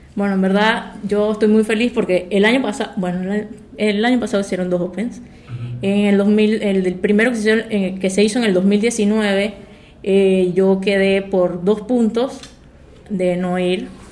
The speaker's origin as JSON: {"language": "Spanish", "region": "Chiriquí", "country": "Panama", "also_born_or_lived": "Miami", "said": "yo soy de Chiriquí"}